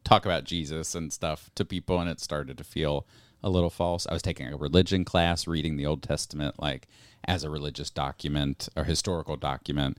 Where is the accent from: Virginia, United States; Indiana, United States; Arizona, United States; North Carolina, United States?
Virginia, United States; moved away as an adult; also born or lived in New Jersey; I grew up in Virginia